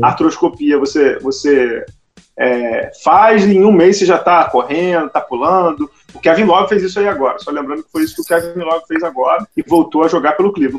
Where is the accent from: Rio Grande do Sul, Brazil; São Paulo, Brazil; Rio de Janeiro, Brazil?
Rio de Janeiro, Brazil; A gente é carioca